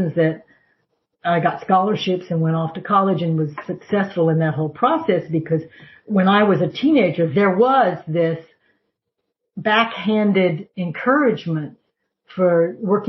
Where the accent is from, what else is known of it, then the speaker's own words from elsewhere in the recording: the South, United States; I grew up in the South